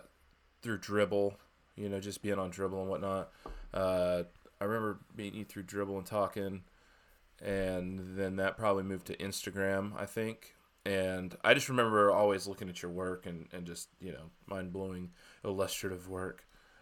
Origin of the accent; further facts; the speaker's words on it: Georgia, United States; now in South Carolina, United States; from Georgia. Technically, I'm in South Carolina